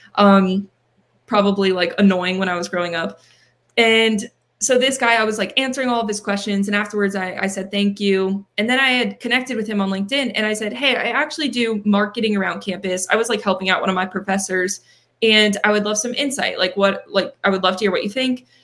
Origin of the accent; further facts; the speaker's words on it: near Penn State Berks, Pennsylvania, United States; a Penn State branch campus that is closer to my hometown.